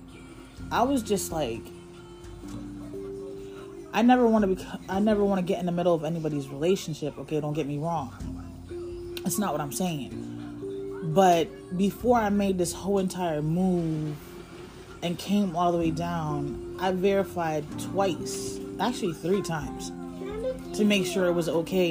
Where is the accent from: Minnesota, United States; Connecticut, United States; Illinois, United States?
Connecticut, United States; moved away as an adult; my license says I'm from Connecticut